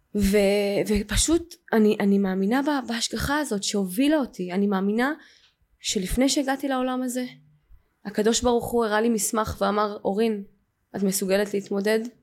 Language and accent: Hebrew; Ramat Gan, Tel Aviv District, Israel; וגדלתי אה, וגד, בשכונה כאילו טובה ברמת גן